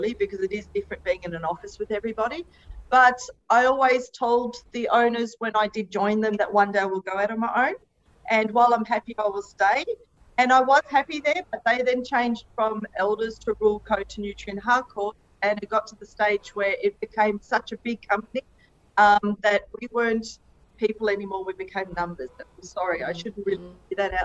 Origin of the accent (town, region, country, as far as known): Melbourne, Victoria, Australia; born or raised there; moved away as an adult; also born or lived in Germany / King Island / Katherine; now in Alice Springs, Australia